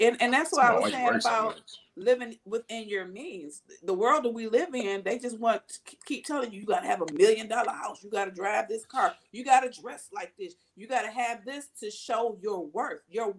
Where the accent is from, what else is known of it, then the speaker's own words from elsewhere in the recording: Detroit, Michigan, United States; I came from Fullerton and Livernois.